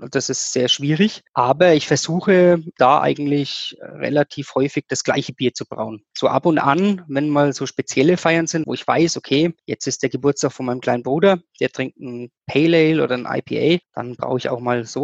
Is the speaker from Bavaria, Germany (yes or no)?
yes; Bamberg, Bavaria, Germany; born there; now in Hirschaid, Germany; bin 36 Jahre alt und geboren in Bamberg, wohne jetzt in Hirscheid